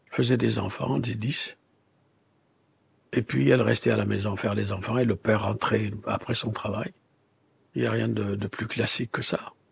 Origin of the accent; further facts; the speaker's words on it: Mauritania; born there; Je suis né à Taha, Mauritanie, dans un désert, une savane.